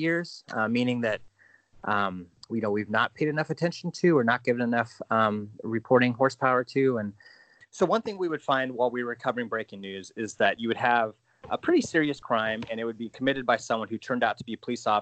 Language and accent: English; Alaska, United States; I'm a longtime Alaska reporter. I'm from Alaska and have mostly worked here